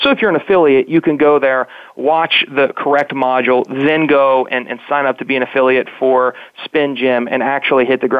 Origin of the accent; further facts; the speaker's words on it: West Virginia, United States; when people hear that I'm originally from West Virginia, they're like, well, you